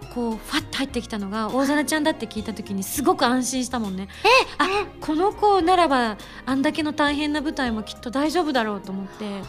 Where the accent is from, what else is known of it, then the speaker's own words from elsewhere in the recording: Shunan, Yamaguchi, Japan; moved away; 私周南市 すすま出身でございます